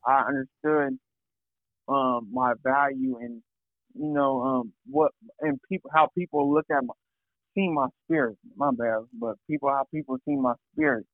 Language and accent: English; Fresno, California, United States; from Fresno, Cal